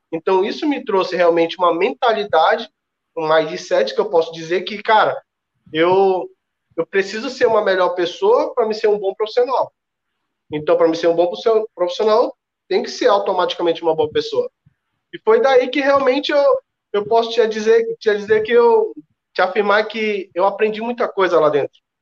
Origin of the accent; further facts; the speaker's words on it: Ceará, Brazil; Sou cearense